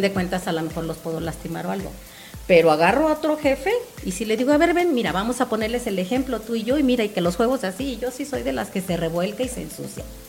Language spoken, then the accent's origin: Spanish; Cancún, Quintana Roo, Mexico; yo soy de Cancún y nosotros llegamos en el 97